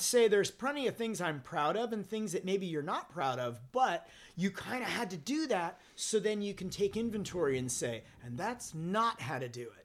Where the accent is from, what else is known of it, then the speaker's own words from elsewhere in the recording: Southern California, United States; also born or lived in Forest Hills, Queens, New York; growing up in Southern California and growing up in punk rock in Southern California